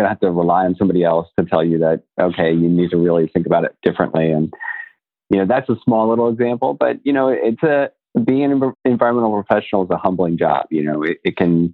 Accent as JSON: {"language": "English", "region": "Florida", "country": "United States", "tie": "born or raised there", "said": "I grew up in Florida too."}